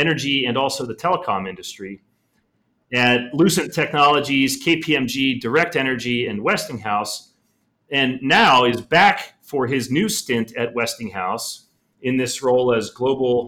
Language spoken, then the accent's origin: English; Pittsburgh, Pennsylvania, United States; I grew up in Pittsburgh, Pennsylvania